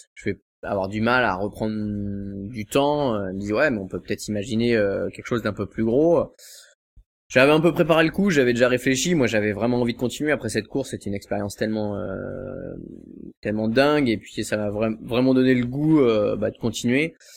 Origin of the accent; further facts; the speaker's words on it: Cancale, Brittany, France; je suis de, je suis de Cancale en fait, à côté de Saint-Malo